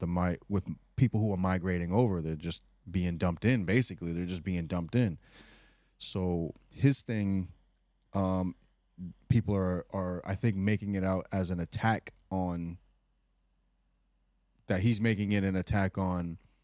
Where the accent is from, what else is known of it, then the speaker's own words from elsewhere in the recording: Rhode Island, United States; Like me growing up in Rhode Island, it's a melting pot here. We have all kinds of culture here.